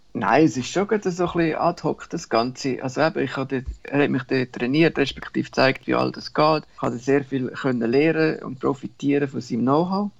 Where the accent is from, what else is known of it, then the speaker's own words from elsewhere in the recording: Sachseln, born in Stans, Central Switzerland, Switzerland; accent: mixed Central Swiss / Bernese; moved away as an adult; now in Borneo; ich bin so äh, Zaltnach aufgewachsen, Stanz geboren, in Zaltnach aufgewachsen.